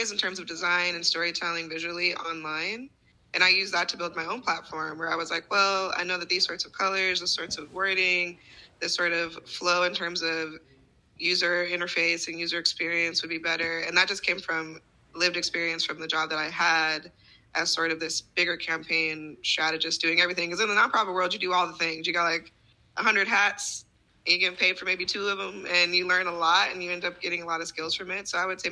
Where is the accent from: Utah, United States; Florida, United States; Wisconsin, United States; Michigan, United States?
Utah, United States; Ogden; now in New York City, United States; I grew up in Ogden, Utah